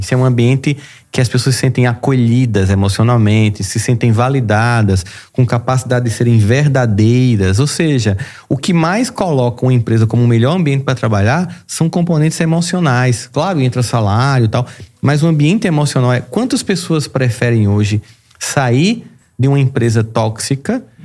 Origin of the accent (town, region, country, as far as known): Campina Grande, Paraíba, Brazil; born or raised there